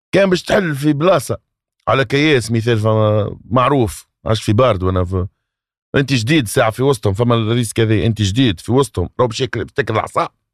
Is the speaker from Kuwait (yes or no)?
no; Tunisia; accent: Tunisian; احنا نحكيو تونسي